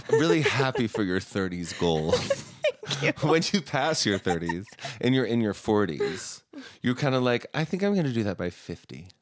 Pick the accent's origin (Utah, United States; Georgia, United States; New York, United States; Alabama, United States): Utah, United States; Heber City; also born or lived in Salt Lake City, Utah; I was born in Salt Lake, but we moved to Heber